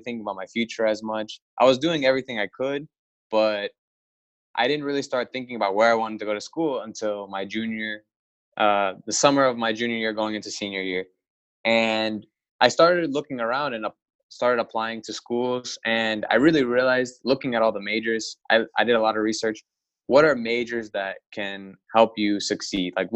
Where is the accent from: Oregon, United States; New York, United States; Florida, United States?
Florida, United States; Oviedo; also born or lived in Orlando, Florida; now in Lakeland, United States; I was born in Orlando. I lived in Florida my whole life. I lived in Oviedo for most of it. I graduated from Hagerty High School, and I grew up in that area for most of my life